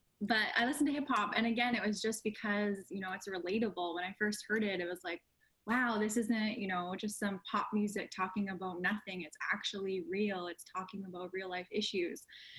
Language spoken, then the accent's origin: English; Winnipeg, Manitoba, Canada; growing up in Winnipeg